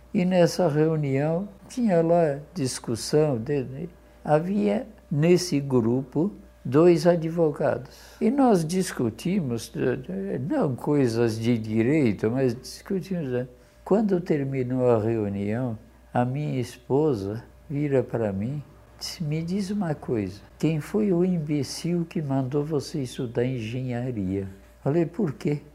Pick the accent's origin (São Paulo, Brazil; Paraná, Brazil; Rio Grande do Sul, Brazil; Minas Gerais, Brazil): São Paulo, Brazil; Garça; accent: caipira; also born or lived in Poland; Eu vim do centro do, do estado de São Paulo. Eu vim de Garça, quando eu cheguei aqui, todo mundo me chamava de caipira